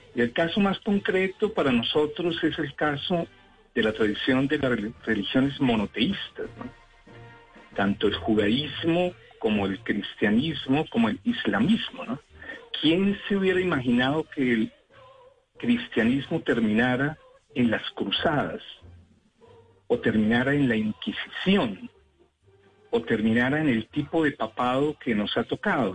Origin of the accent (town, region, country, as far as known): Cuba